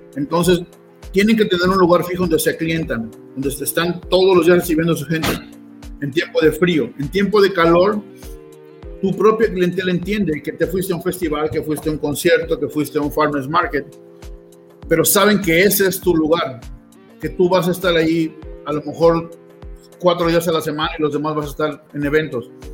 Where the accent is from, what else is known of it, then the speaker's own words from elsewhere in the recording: Mexico; now in Utah, United States; somos nosotros los mexicanos